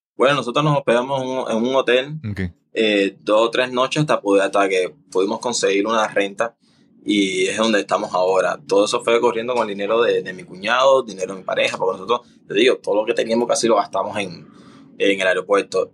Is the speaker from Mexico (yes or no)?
no; Cuba; moved away as an adult; now in Panama; no estoy en Cuba.